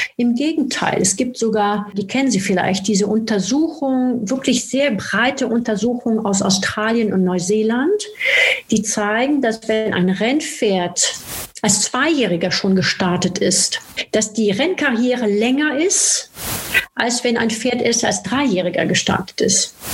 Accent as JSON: {"language": "German", "country": "France", "moved": "yes", "said": "in Frankreich, wo ich herkomme"}